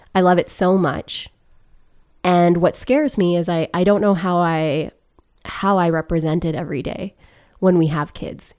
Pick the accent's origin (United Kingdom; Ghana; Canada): Canada; Grande Prairie, Alberta; moved away; I grew up in Grand Prix, Alberta